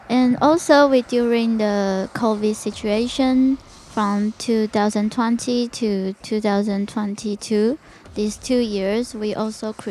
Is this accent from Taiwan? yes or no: yes; Taiwan; English is a second language; because we are from Taiwan, and Taiwan is so many temples around the neighborhood, and I was uh, grew up by the temple.